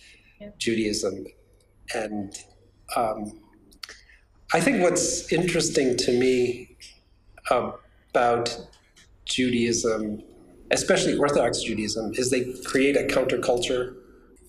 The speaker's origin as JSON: {"language": "English", "region": "upstate New York", "country": "United States", "tie": "born or raised there", "said": "I grew up upstate, but in New York"}